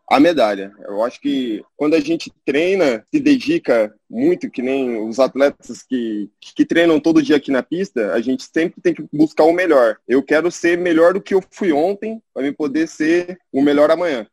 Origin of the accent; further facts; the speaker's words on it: Londrina, Paraná, Brazil; moved away; voltei para minha terra natal, que é Londrina, no Paraná